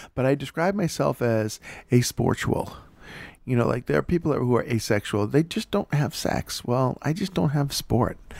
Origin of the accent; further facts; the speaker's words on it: Boston, Massachusetts, United States; I'm from Boston